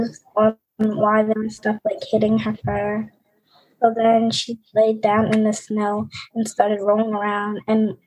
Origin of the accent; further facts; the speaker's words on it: Philadelphia, Pennsylvania, United States; I'm from Philadelphia